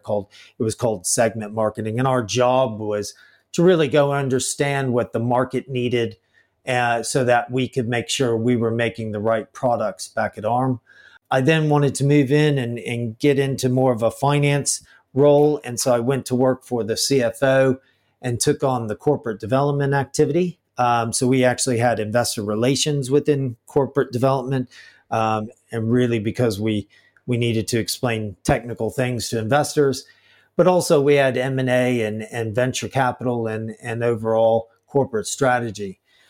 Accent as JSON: {"language": "English", "country": "United States", "moved": "yes", "said": "I'm actually a material scientist by trade, and I'm an American as well, and studied at Georgia Tech"}